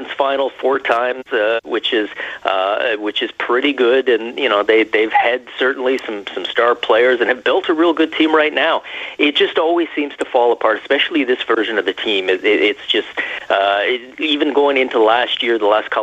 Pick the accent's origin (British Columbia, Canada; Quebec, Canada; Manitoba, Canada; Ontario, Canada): Ontario, Canada; Toronto; I grew up in Toronto